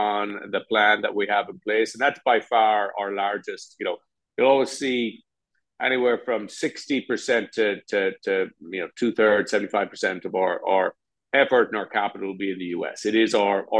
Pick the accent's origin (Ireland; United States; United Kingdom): Ireland; moved away; My home country, and I spent the last year in Dublin